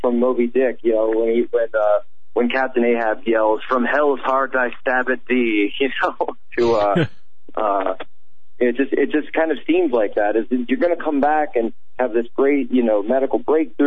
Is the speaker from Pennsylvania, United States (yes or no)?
yes; Pennsylvania, United States